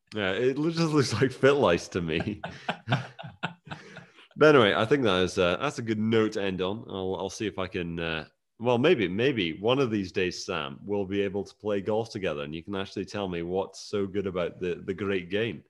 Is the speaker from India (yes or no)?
no; Scotland, United Kingdom; I was born and raised in Scotland